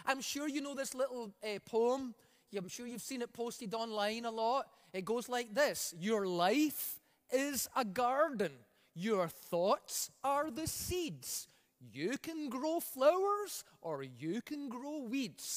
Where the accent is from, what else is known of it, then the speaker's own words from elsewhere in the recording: Scotland, United Kingdom; now in Alberta, Canada; I come from Scotland.